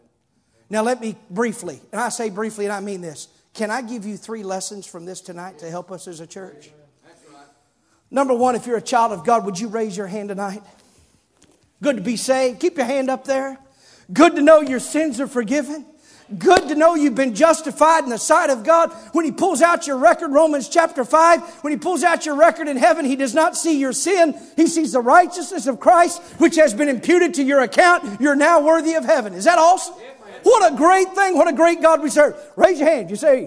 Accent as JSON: {"language": "English", "town": "Campbell", "region": "Missouri", "country": "United States", "tie": "born or raised there", "also_born_or_lived": "Clarkton, Missouri", "said": "we moved from Clarkton to Campbell"}